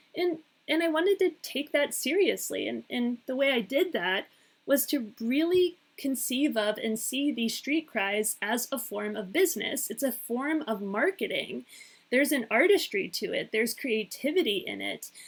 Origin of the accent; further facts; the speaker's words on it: Pittsburgh, Pennsylvania, United States; moved away as an adult; also born or lived in Connecticut; growing up in the United States, growing up in Pittsburgh